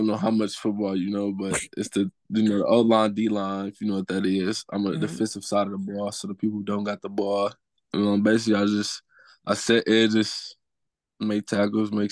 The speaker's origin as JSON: {"language": "English", "town": "Detroit", "region": "Michigan", "country": "United States", "tie": "born or raised there", "said": "growing up in Detroit"}